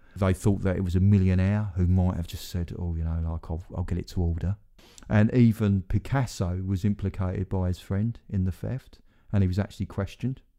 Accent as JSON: {"language": "English", "area": "Essex", "region": "East of England", "country": "United Kingdom", "said": "no one will think I'm from Essex now"}